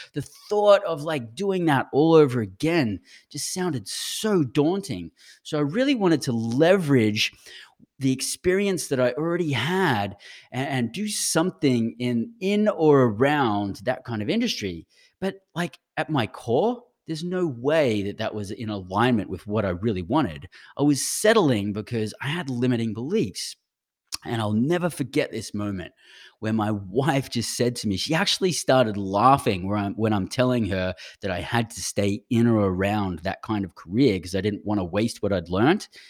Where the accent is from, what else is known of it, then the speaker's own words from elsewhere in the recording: Brisbane, Queensland, Australia; accent: Australian; moved away as an adult; now in United States; I actually grew up in Brisbane.